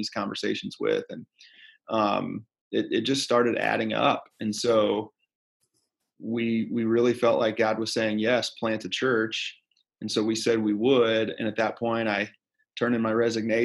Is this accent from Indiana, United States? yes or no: yes; Fort Wayne, Indiana, United States; moved away as an adult; also born or lived in Dayton; now in Fort Wayne, United States; I grew up in Fort Wayne